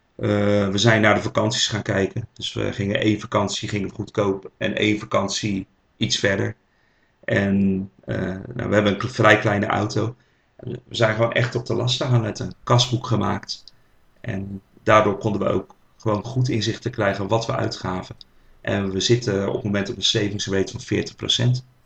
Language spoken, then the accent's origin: Dutch; Rotterdam, South Holland, Netherlands; accent: Rotterdam; geboren in Rotterdam, zoals jullie wel kunnen horen aan mijn eh, accent.